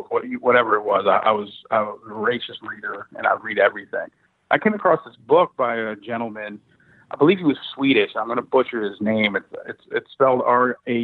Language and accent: English; Falls Church, Virginia, United States; My house growing up in Virginia, I had moved to Falls Church, Virginia at this point